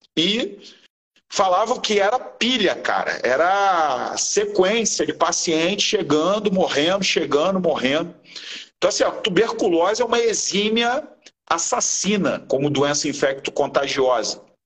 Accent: Rio de Janeiro, Brazil; eu e o Áureo, nós somos do Rio de Janeiro, aqui no Rio de Janeiro

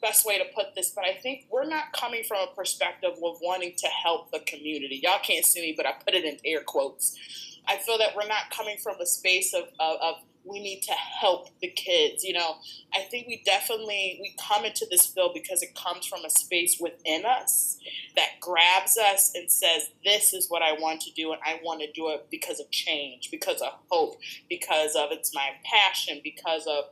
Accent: Lansing, Michigan, United States; also born or lived in Chicago, Illinois; I am from Lansing, Michigan. Back home, we call it the Lansing area. So, I am from the Mitten, born and raised

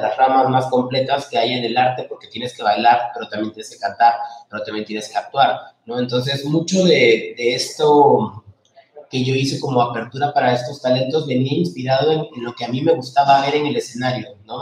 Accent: Peru; moved away as an adult; also born or lived in Lima; now in Mexico; yo soy peruano

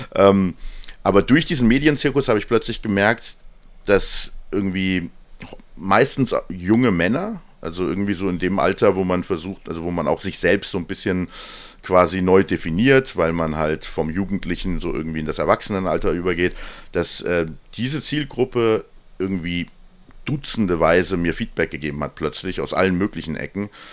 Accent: Hesse, Germany; Ich komme aus Hessen

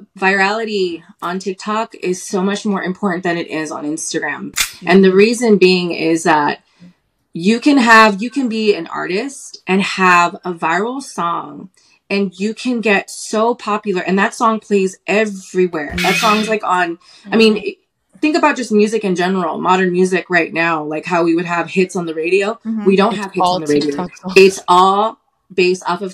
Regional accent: Philippines; I'm Filipino

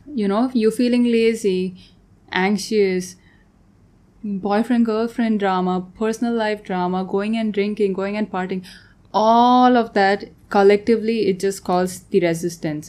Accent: Tanzania; moved away as an adult; also born or lived in Bangalore, India / Vienna, Austria; I grew up in Tanzania. I was there most of my life, and then I moved to Bangalore to study architecture.

